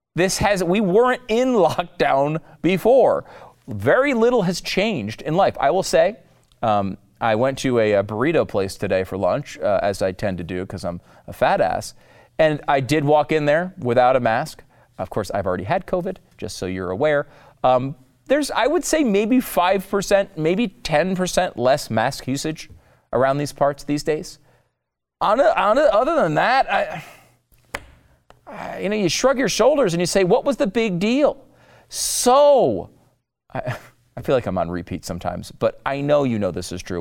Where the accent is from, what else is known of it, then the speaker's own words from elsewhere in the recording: Texas, United States; my home state